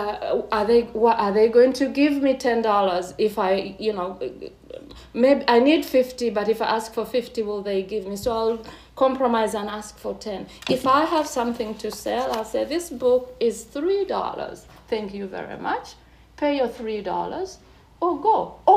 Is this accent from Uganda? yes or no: yes; Uganda; moved away as an adult; now in Ottawa, Canada; I come from Uganda, I come from East Africa